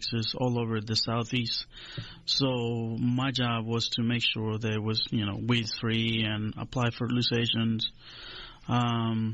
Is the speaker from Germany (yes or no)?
no; Honduras; moved away as an adult; also born or lived in Griffin, Georgia; now in Fulton County, Georgia, United States; I was born in Honduras, in Central America, in the 70s, late 70s.